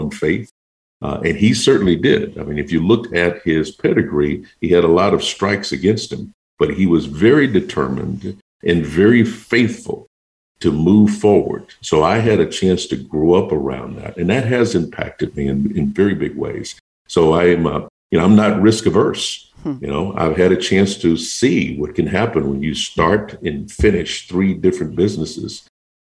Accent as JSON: {"language": "English", "town": "Houston", "region": "Texas", "country": "United States", "tie": "born or raised there", "said": "I was born in Houston, Texas, and my wife and I both, and I spent much of my teenage years in a very small town."}